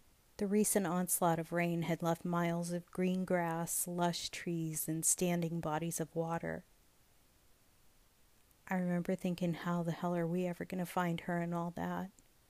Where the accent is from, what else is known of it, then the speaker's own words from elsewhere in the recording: Dallas, Texas, United States; now in California, United States; Stranded alone in my hometown airport